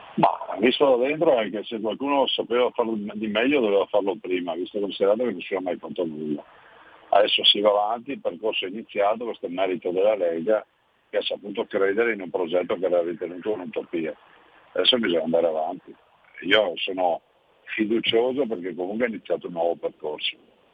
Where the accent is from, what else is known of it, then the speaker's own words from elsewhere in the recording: Veneto, Italy; siamo a cinque milioni di veneti, quindi abbiamo conosciuto una grande diaspora migratoria come Veneto